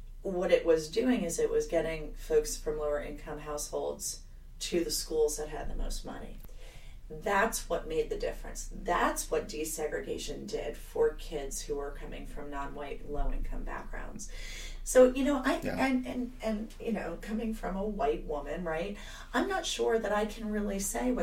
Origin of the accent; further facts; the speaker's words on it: New Jersey, United States; moved away; also born or lived in South Carolina / Maryland; my home state of New Jersey. I am a Jersey girl